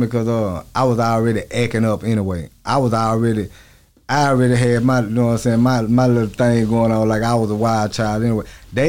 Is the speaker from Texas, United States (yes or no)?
yes; Houston, Texas, United States; Yeah, I'm from Southwest to Fieldwater. I'm in the streets of H-Town.